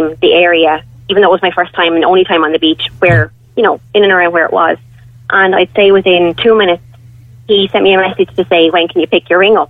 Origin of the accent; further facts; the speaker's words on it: Wexford, Leinster, Ireland; I'm from Wexford myself